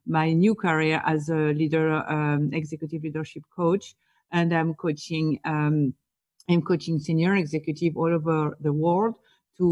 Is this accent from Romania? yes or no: no; France; accent: French; English is a second language; moved away as an adult; also born or lived in Boston, United States; now in New York, United States; So I am from France, as my accent can tell. So I was born and raised in France.